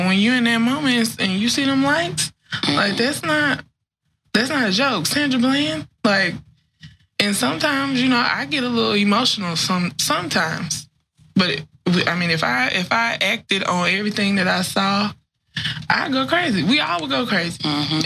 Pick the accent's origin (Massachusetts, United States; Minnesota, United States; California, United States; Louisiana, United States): Louisiana, United States; Grambling; I grew up in Grambling, which is a college town